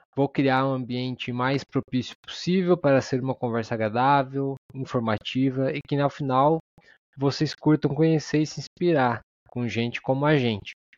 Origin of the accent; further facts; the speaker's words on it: Araranguá, Santa Catarina, Brazil; mesma cidade que eu, Araranguá, Santa Catarina